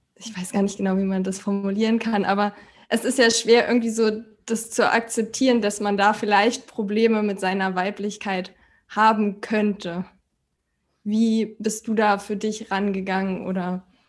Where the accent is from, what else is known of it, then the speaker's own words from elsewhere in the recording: Berlin, Germany; ich komme aus Berlin und bin noch 31